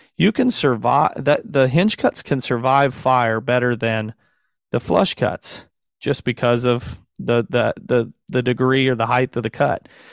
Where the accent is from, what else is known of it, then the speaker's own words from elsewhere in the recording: Southern Missouri, United States; I'm a brother from the South. I'll claim to be from the South for sure, in, in Southern Missouri.